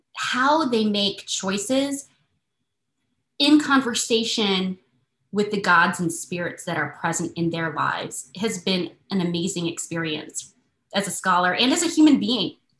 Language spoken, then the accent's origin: English; Michigan, United States; I grew up in Michigan with maybe 20 cousins.